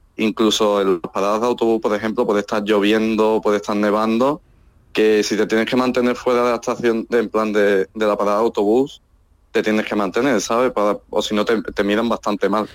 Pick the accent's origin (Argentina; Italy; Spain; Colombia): Spain; Andalusia; moved away as an adult; now in Helsinki, Finland